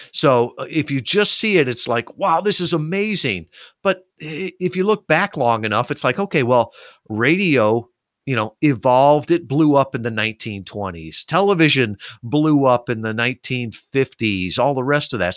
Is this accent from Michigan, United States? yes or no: yes; Kalamazoo, Michigan, United States; here in my hometown of Kalamazoo, Michigan